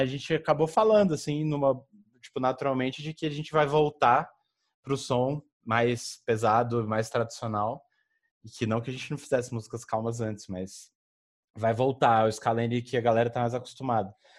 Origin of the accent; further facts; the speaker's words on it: Federal District, Brazil; moved away; lá da minha terra, de, do Distrito Federal